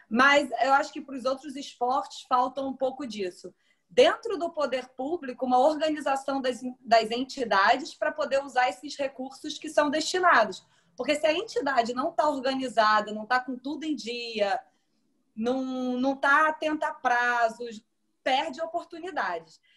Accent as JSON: {"language": "Portuguese", "town": "Niterói", "region": "Rio de Janeiro", "country": "Brazil", "tie": "born or raised there", "said": "eu sou de Niterói"}